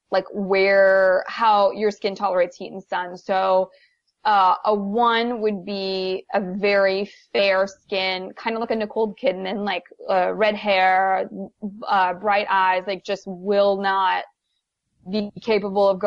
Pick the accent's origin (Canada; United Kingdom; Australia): Canada; now in United States; there's individuals like me where I'm from Canada. So I'm used to having different types of weather.